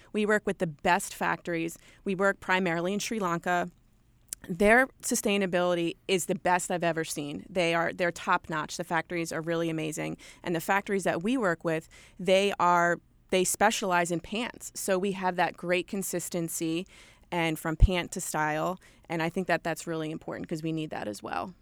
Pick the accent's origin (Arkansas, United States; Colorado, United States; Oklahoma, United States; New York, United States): New York, United States; Long Island; accent: thick New York; also born or lived in West Virginia; I am a born and bred New Yorker. I grew up in Long Island, New York